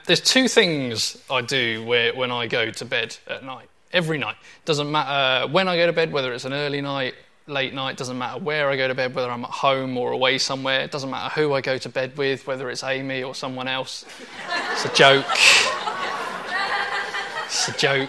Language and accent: English; Portsmouth, South East England, United Kingdom; When I was a teenager, I grew up in Portsmouth